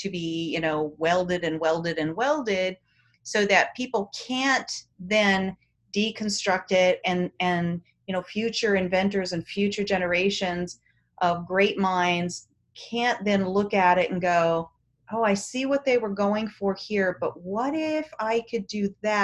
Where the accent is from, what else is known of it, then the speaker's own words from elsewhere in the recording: United States; we're American, mm-hmm. we're United States citizens